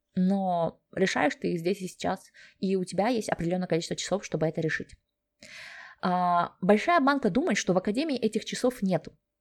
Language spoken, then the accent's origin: Russian; Kazakhstan; moved away as an adult; also born or lived in Sweden; now in Germany; Я сама родом из Казахстана